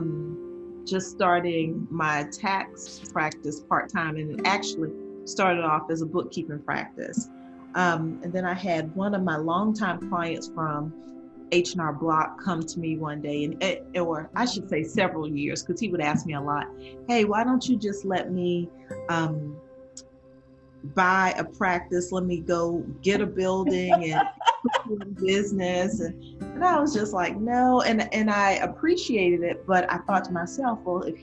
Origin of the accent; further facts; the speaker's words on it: South Carolina, United States; I am from South Carolina, and my company is D Hart Accounting